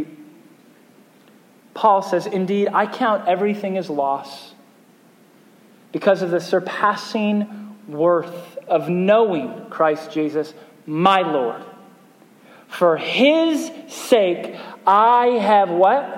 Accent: United States; as an American pastor

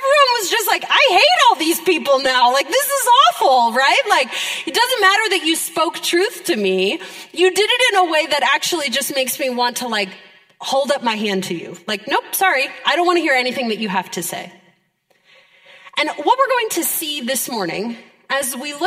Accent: Pennsylvania, United States; now in Ohio, United States; I grew up in Pennsylvania

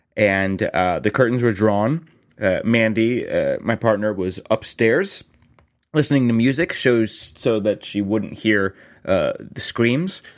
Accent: South Florida, United States; I grew up in Florida, and I've lived in apartments since then

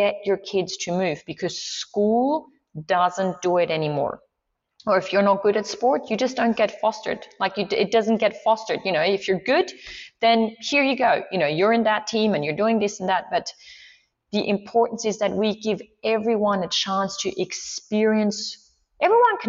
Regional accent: Swiss Alps, Switzerland; first language Swiss German; English is a second language; now in Australia; I grew up in the Swiss Alps

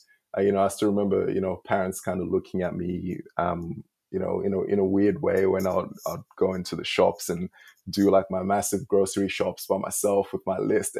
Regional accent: Zimbabwe; moved away as an adult; now in Australia; I was born in Zim, and my dad passed away when I was two

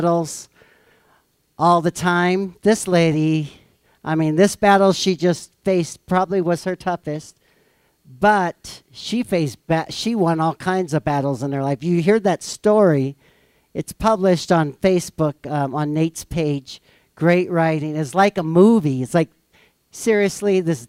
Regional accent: Missouri, United States; I'm from Missouri

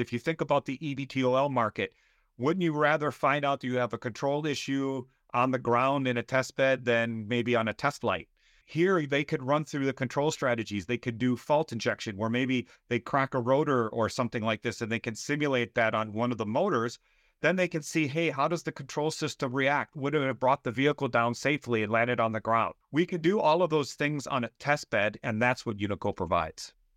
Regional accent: Southeast Michigan, United States; moved away as an adult; also born or lived in Austria; now in Wisconsin, United States; I grew up in Southeast Michigan.

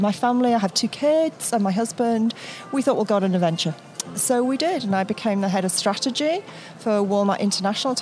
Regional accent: United Kingdom; moved away as an adult; I'm a Brit. I started as an accountant back in the UK

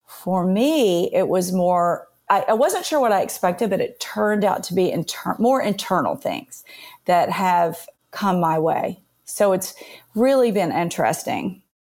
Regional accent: Nashville, Tennessee, United States; So I was born and raised in Nashville. I had kind of the really pretty traditional Southern conservative upbringing

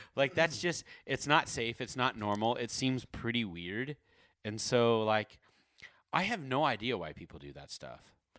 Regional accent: Corona, California, United States; I grew up in Corona, my, my Corona, California

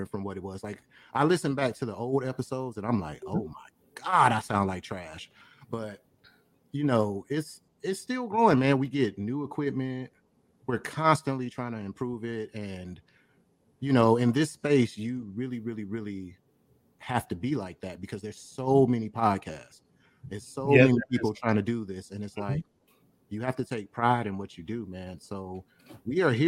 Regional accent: Detroit, Michigan, United States; moved away as an adult; now in Atlanta, United States; I am originally from Detroit, East Side, 6 Mile.

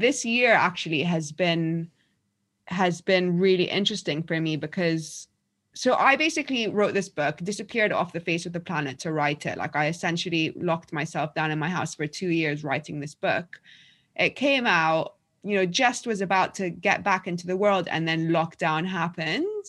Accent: London, United Kingdom; also born or lived in Egypt; I was born in Egypt, but I've lived in London more or less since I was eight years old. We moved back to Egypt for a year when I was twelve.

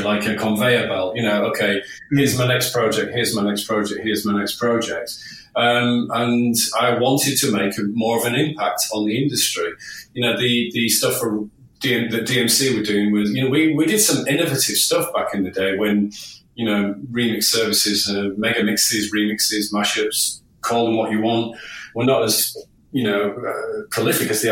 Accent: Hull, Yorkshire and the Humber, United Kingdom; I was only young in my hometown of Hull, home city of Hull

